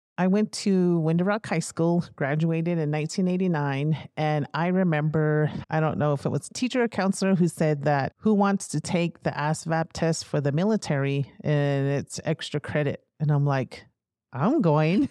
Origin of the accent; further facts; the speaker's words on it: United States; moved away as an adult; also born or lived in North Dakota; now in New Mexico, United States; I grew up on the Navajo Reservation with my mother's side of the family